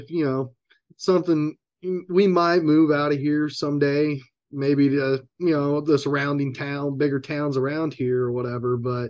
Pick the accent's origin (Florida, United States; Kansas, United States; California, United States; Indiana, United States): Kansas, United States; Eureka; also born or lived in Wichita, Kansas / Las Vegas; And then they were from Eureka. So eventually we kind of made our way back to Eureka. And that's pretty much where I grew up from, let's say, fifth, sixth grade, somewhere in there.